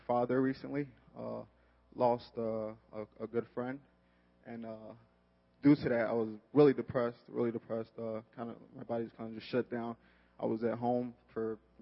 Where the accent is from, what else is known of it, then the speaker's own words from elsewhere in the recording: Chicago, Illinois, United States; also born or lived in Nigeria; I was born in Nigeria. I moved to the north side of Chicago at a young age of 6